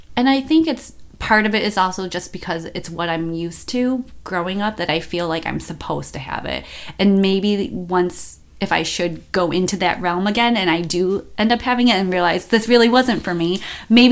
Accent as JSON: {"language": "English", "town": "Buffalo", "region": "New York", "country": "United States", "also_born_or_lived": "Las Vegas", "moved": "as an adult", "said": "I moved from Buffalo to Las Vegas"}